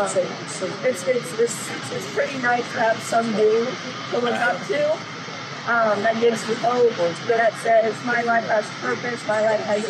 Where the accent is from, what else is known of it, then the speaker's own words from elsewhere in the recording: the South, United States; I was born in the South